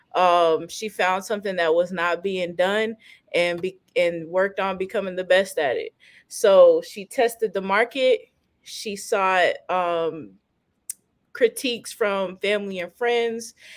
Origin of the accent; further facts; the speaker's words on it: Fayetteville, North Carolina, United States; I'm from I'm from Fayetteville.